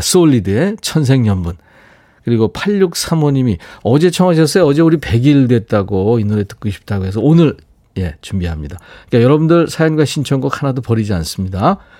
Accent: Seoul, South Korea; 제가 어렸을 때 광화문에 살았었는데

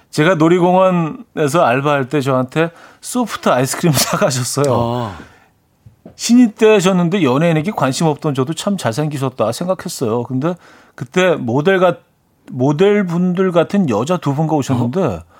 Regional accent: Seoul, South Korea; 오리지널 마포죠. 예. 마포구 홍보대사예요.

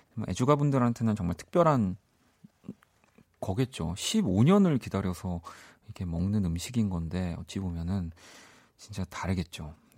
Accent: South Korea; 대한민국 사람으로서는

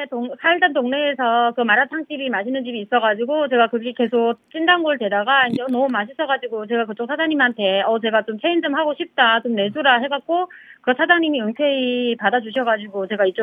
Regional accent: China; Korean is a second language; moved away as an adult; now in Incheon, South Korea; 중국에서 태어났죠.

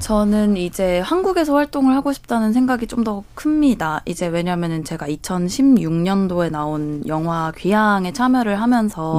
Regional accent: Japan; 제가 일본에서 왔다, 제일 교포다

